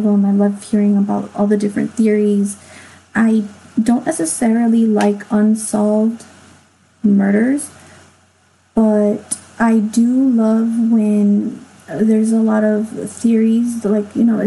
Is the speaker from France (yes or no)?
no; Los Angeles, California, United States; it was in my hometown. I'm from